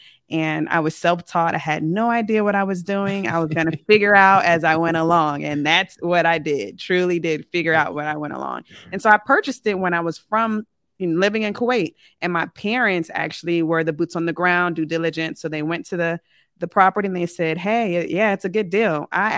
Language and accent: English; Richmond, Virginia, United States; also born or lived in Germany / Colorado / California / Kentucky; I am from the Richmond, Virginia area. I grew up as a military brat.